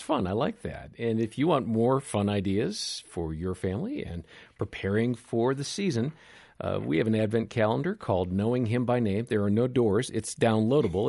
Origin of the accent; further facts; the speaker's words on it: Wisconsin, United States; I grew up in Wisconsin